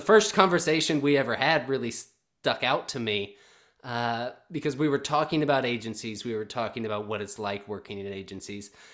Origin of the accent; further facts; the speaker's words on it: the South, United States; moved away as an adult; I'm a guy from the South